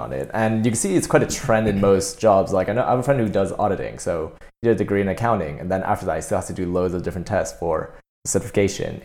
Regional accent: Canada; now in United Kingdom; I'm Canadian

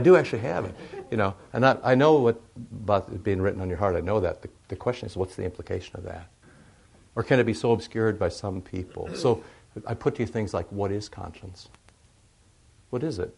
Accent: Iowa, United States; moved away as an adult; also born or lived in St. Louis; how impoverished I am growing up in Iowa

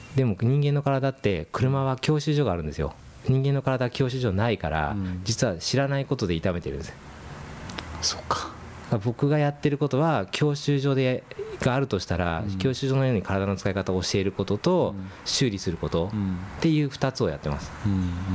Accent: Yokkaichi, Mie, Japan; accent: Kansai dialect; also born or lived in United States; now in Tokyo, Japan; 4歳からあの三重県の四日市の方に。へーただ三重県の四日市はちょっと関西エリアなんで、うん、まあ、関西弁なんですよ

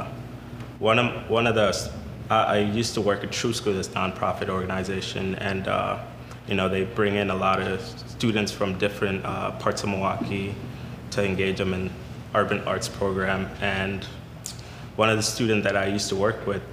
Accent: Kenya; moved away; also born or lived in Sudan; I was born in Sudan, family migrated to Kenya, you know, because there was war, lived in a refugee camp for like most of my life

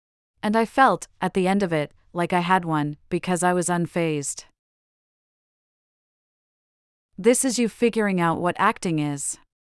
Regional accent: Manhattan, New York, United States; Growing up in Manhattan, I saw New York in the 70s in a very raw way.

